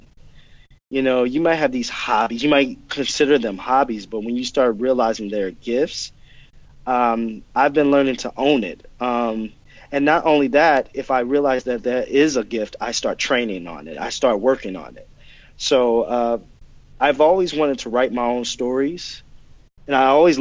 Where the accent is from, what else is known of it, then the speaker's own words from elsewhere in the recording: Oklahoma, United States; I'm from Oklahoma